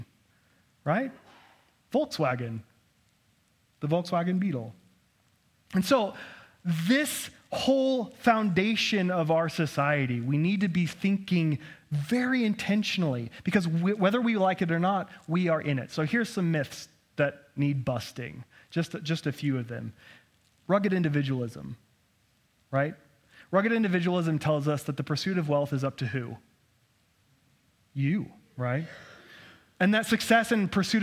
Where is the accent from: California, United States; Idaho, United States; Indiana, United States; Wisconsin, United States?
Idaho, United States; me growing up in Idaho